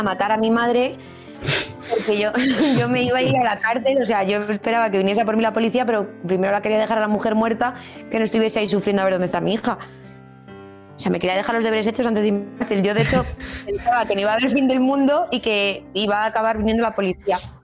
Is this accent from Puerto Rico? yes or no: no; Cuenca, Castilla-La Mancha, Spain; es un pueblo cerca de aquí, de Cuenca, que nosotros somos de Cuenca